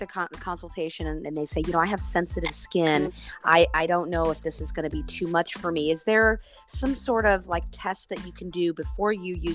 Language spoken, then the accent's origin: English; Midwest, United States; I grew up in the Midwest